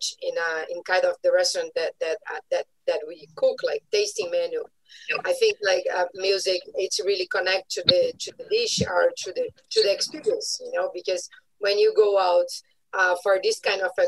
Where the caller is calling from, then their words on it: Curitiba, Paraná, Brazil; I'm calling from Brazil, from South Brazil, Curitiba